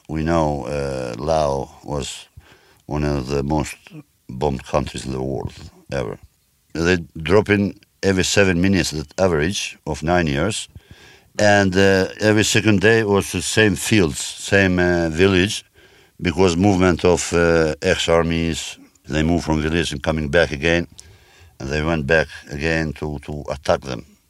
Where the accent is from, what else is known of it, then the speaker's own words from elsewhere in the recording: Kosovo; moved away as an adult; my home country, because Kosovo